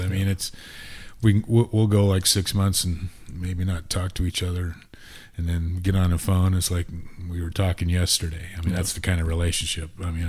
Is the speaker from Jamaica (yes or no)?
no; San Jose, California, United States; also born or lived in Tahoe; now in Napa, United States; But I grew up in the Bay Area. Met my wife up in Tahoe, raised our family up in that region.